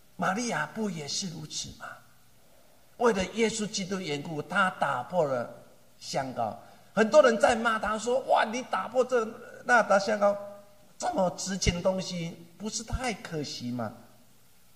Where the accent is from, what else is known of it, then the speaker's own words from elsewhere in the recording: Taiwan; 我们台湾话